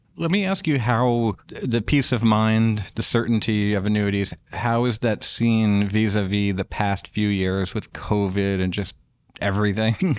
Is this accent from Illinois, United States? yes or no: no; New York, United States; I grew up in New York